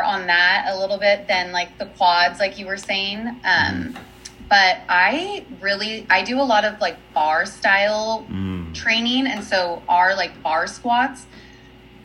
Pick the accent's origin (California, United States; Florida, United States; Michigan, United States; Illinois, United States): California, United States; San Diego; moved away as an adult; now in Utah, United States; I'm actually originally from San Diego, California. So I just grew up there